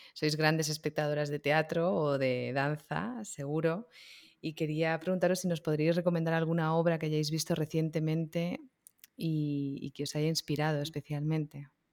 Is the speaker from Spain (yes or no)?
yes; Barcelona, Catalonia, Spain; moved away as an adult; also born or lived in Girona; now in Madrid, Spain; yo soy de Barcelona, pero vivo en Madrid.